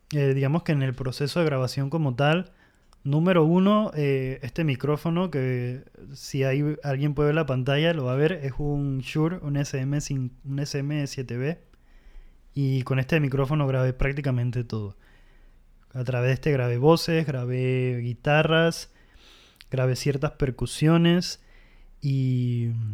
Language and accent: Spanish; Panama; en Panamá proyectos como em, …, …, son bandas con las que crecí escuchándolas